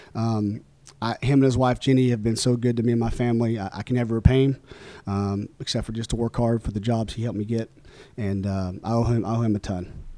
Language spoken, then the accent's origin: English; Oklahoma, United States; born or raised there; moved away